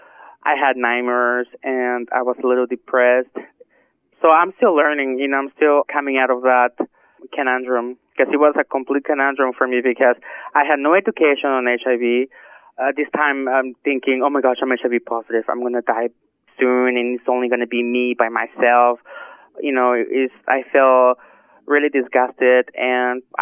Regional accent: Modesto, California, United States; I'm born in Modesto, but I come from an Arab dad and a Mexican mother.

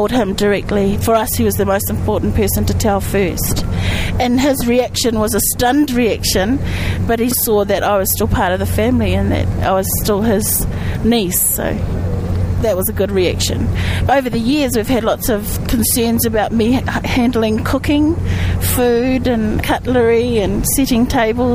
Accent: Waikanae, Wellington, New Zealand; I come from a small place on the west coast of the North Island of New Zealand called Waikanae.

